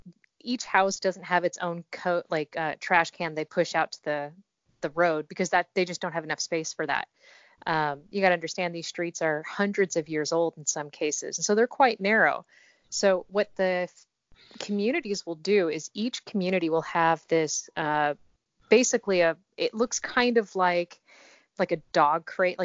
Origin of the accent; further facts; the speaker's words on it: Japan; also born or lived in California, United States; so I was born in America, born